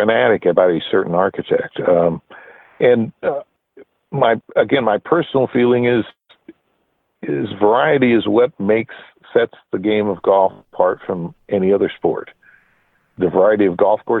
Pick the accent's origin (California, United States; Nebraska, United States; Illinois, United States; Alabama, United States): Nebraska, United States; I grew up in Nebraska